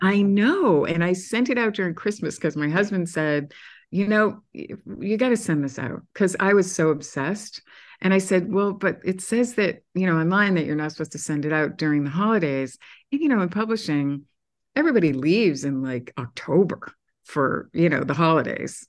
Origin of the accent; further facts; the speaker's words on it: Massachusetts, United States; now in New York City, United States; I'm from Massachusetts